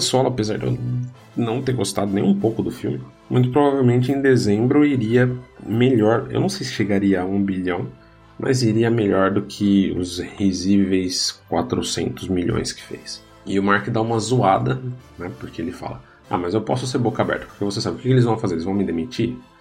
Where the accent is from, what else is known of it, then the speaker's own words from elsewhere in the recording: Brazil; eu e você somos brasileiros